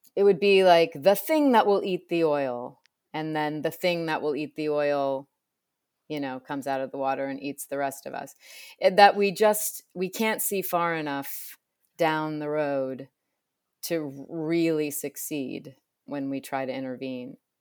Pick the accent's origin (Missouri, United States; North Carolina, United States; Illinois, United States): Illinois, United States; I grew up in Illinois